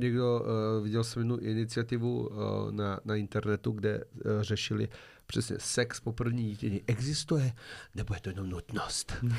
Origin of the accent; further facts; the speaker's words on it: Serbia; now in Czech Republic; já jsem sice původně ze Srbska, ale já ten český jazyk předělám